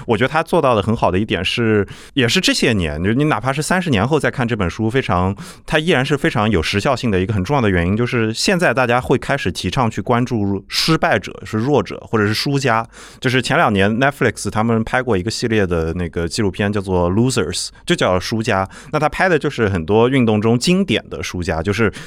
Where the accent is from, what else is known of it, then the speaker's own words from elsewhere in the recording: Nanjing, Jiangsu, China; 我是南京人